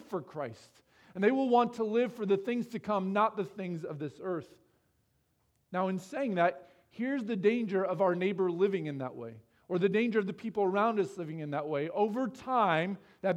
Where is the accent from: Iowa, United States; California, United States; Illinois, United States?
Iowa, United States; moved away as an adult; also born or lived in Texas; I grew up in Iowa.